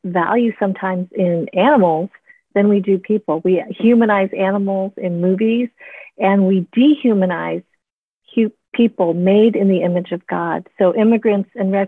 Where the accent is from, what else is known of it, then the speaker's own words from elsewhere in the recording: Wisconsin, United States; I was born in Wisconsin